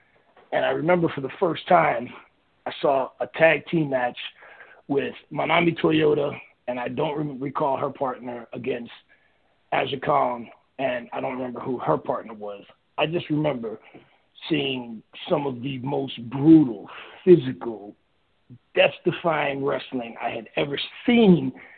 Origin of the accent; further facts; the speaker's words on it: Miami, Florida, United States; I'm from Miami